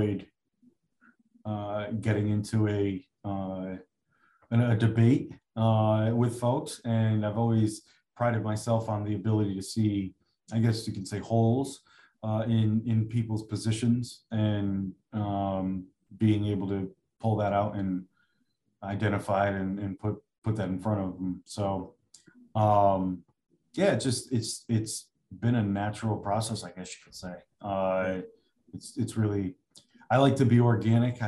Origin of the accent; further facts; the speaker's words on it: Stratford, Connecticut, United States; now in Orange, United States; I'm probably 10 minutes away from where I grew up in Stratford. So literally 10 minutes from the house I grew up in.